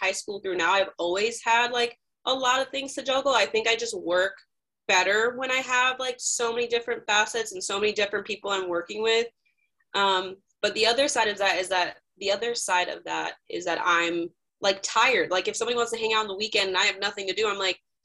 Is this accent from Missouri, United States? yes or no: no; Northwest Indiana, United States; moved away as an adult; now in Indianapolis, United States; I'm originally from Northwest Indiana, so up by the region, the lake